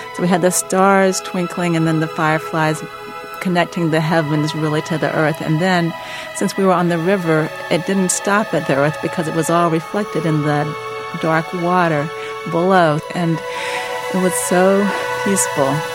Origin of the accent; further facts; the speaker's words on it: North Carolina, United States; I'm from North Carolina